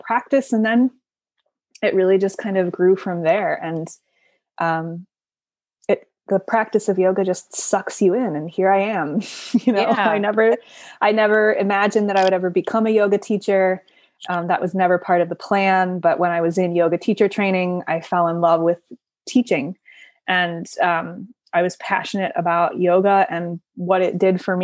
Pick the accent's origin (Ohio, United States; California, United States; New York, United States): Ohio, United States; Cleveland; moved away as an adult; also born or lived in Boulder, Colorado; I grew up in Northeast Ohio in suburban Cleveland, Ohio